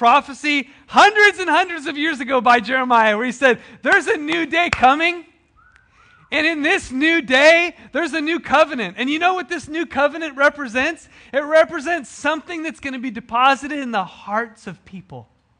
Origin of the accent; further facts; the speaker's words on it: United States; We grew up in America, right? The land of the free, where every person has dignity and value.